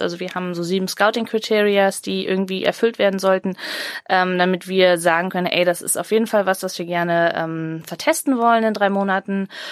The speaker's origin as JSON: {"language": "German", "town": "Cologne", "region": "North Rhine-Westphalia", "country": "Germany", "said": "als Kölnerin"}